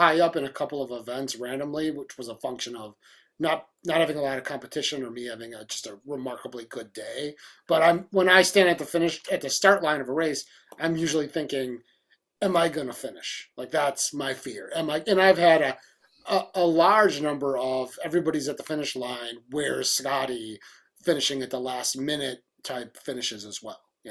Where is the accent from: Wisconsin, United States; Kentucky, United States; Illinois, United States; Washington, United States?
Wisconsin, United States; Milwaukee; I grew up in Milwaukee